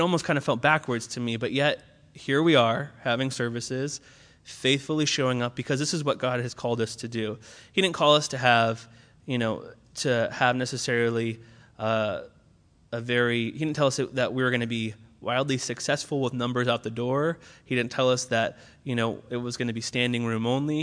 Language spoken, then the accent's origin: English; Orange County, California, United States; moved away as an adult; now in Berkeley, United States; I was originally from Orange County, which is like the opposite of Berkeley